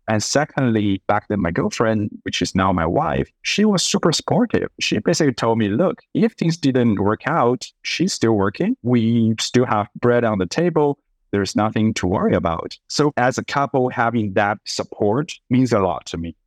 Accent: Sichuan, China; moved away; also born or lived in Boston; I was born and raised up in Sichuan, which is the southern southwest part of China

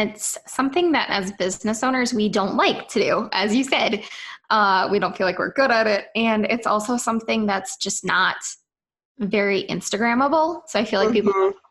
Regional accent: Wisconsin, United States; accent: Minnesotan; So I am from Wisconsin. I grew up on the Minnesota-Wisconsin border at the Twin Cities, for those of you who know where that is. And so I sound like a Minnesotan, even though I'm from Wisconsin.

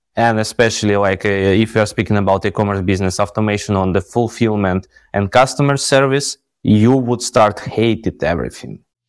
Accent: Ukraine; moved away as an adult; now in Dubai, United Arab Emirates; we are from Ukraine

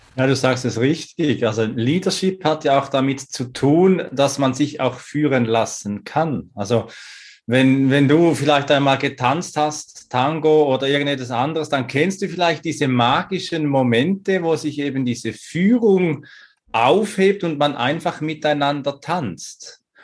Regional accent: Switzerland; moved away; also born or lived in Salzburg, Austria; Zum einen bin ich in der Schweiz geboren

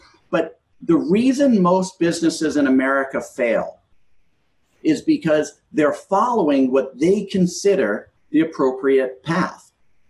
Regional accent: New York, United States; I grew up in New York, in a very multiracial area in New York.

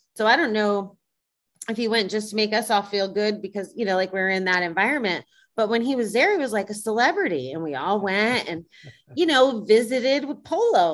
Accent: Schenectady, New York, United States; moved away; I was from Schenectady, New York

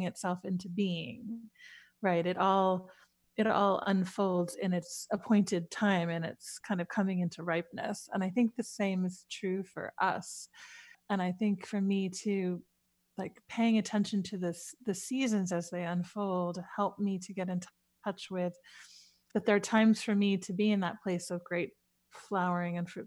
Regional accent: New York City, New York, United States; as a child growing up in New York City

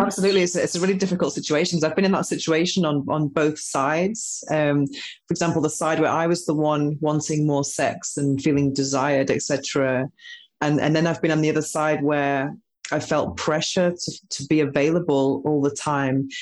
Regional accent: United Kingdom; now in Spain; being British

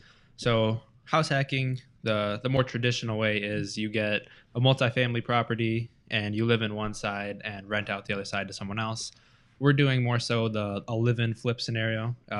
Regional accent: Bad Axe, Michigan, United States; We're all from Bad Axe, Michigan, up in the thumb.

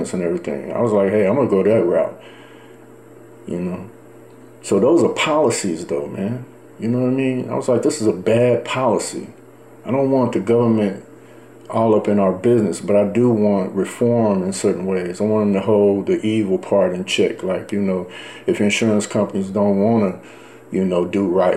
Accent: Dallas, Texas, United States; as a black man, you know, growing up in Dallas, Texas

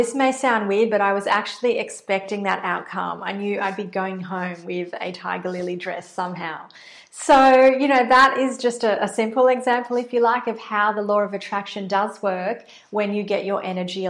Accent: Australia; accent: Australian; I'm based in Australia, in case you can't tell from my accent.

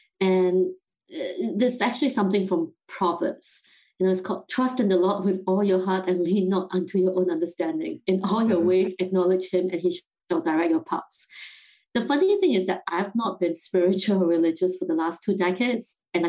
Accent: Singapore; moved away as an adult; also born or lived in London, United Kingdom; now in United States; So I grew up in Singapore and then spent 8 years working in London.

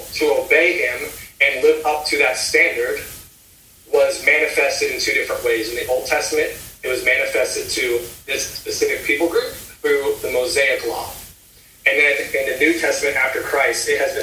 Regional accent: Indiana, United States; also born or lived in South Carolina; now in Ohio, United States; I used to live in South Carolina. I now live in Ohio. I grew up in Indiana

